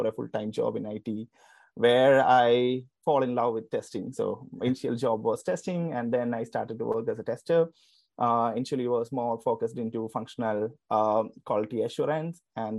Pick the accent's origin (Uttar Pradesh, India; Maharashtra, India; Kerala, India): Kerala, India; I'm actually from Kerala, India. And I was born in 1990.